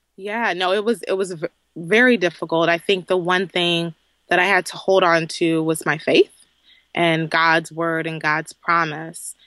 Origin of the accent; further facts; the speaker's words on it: Southeast Texas, United States; I claim to be a Southern girl from Southeast Texas